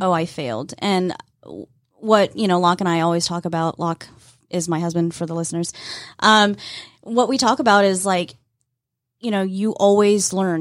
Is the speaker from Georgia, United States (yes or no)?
yes; Fannin County, Georgia, United States; I grew up in Fannin County.